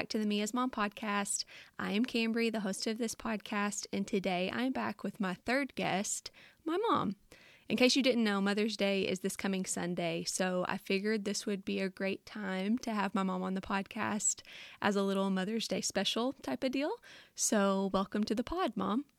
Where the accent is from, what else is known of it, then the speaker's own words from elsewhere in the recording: Louisiana, United States; accent: thick; moved away as an adult; now in North Carolina, United States; my accent is so thick and so different living in Louisiana and then now in North Carolina